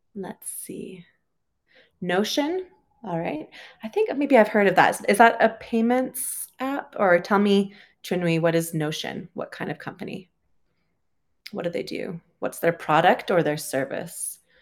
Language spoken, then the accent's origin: English; Canada; moved away as an adult; also born or lived in United Kingdom; I'm originally from Canada, uh, lived in the U K for a while, and currently I am traveling